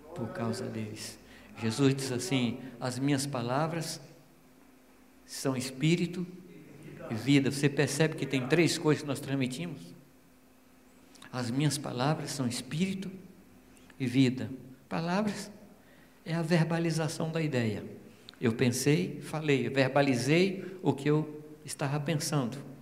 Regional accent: Minas Gerais, Brazil; eu sou mineiro

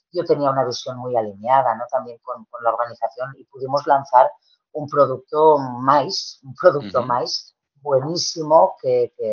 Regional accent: Tarragona, Catalonia, Spain; de estar en Tarragona, yo, soy de Tarragona, ¿eh?

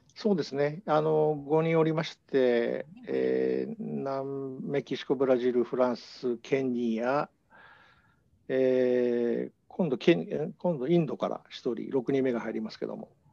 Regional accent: Hamamatsu, Shizuoka, Japan; moved away; also born or lived in Osaka / Tokyo / New York; 静岡県の浜松で生まれてですね

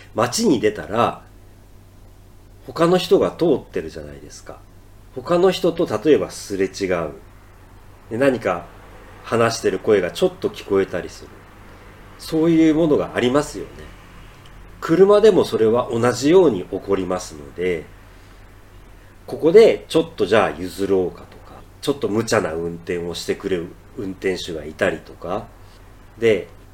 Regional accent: Ehime, Japan; now in Tokyo, Japan; 僕の実家の愛媛

